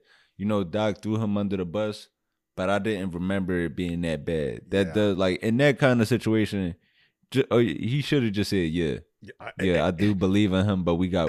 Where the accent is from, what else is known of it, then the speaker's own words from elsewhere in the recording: Philadelphia, Pennsylvania, United States; But it also definitely does catch me off guard, because I'm still from Philly.